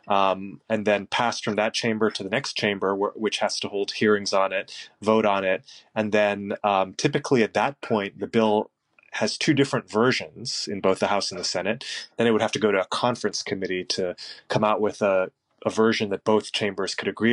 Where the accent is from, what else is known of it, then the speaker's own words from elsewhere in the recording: Honolulu, Hawaii, United States; I was born and raised here in Waialae-Kahala, in the district that I now represent in the state senate